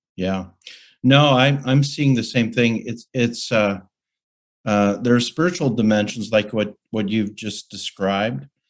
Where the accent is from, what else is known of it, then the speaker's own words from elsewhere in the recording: Calgary, Alberta, Canada; a student at the University of Calgary in Calgary, Alberta, Canada, my hometown